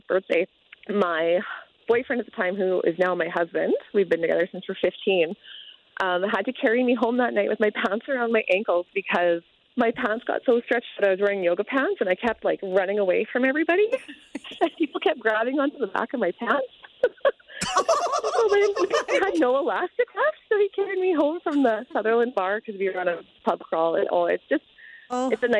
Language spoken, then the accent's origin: English; Saskatchewan, Canada; moved away; I'm in from Saskatchewan originally